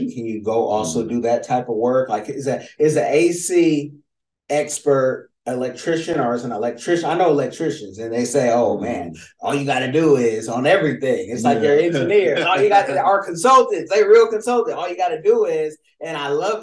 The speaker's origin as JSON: {"language": "English", "town": "Oakland", "region": "California", "country": "United States", "said": "I'm from Oconda in Oakland"}